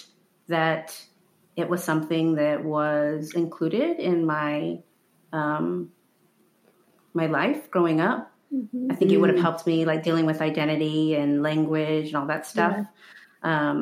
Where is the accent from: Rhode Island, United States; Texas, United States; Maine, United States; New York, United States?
Texas, United States; Houston; also born or lived in Quito, Ecuador / Trinidad and Tobago; I grew up in Houston